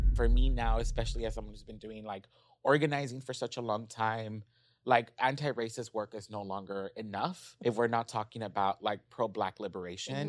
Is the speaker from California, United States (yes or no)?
yes; Los Angeles, California, United States; I grew up in South Central.